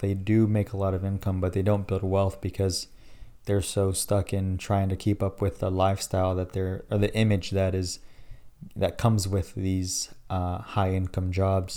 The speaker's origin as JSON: {"language": "English", "town": "Dallas", "region": "Texas", "country": "United States", "tie": "born or raised there", "said": "born and raised in Dallas, the best city out there"}